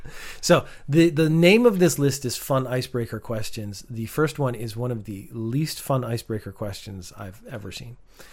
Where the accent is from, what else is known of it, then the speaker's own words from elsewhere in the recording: Canada; I'm Canadian.